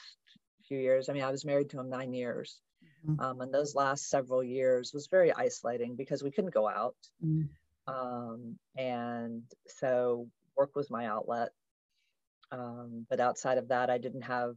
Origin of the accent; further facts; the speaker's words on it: United States; I'm an American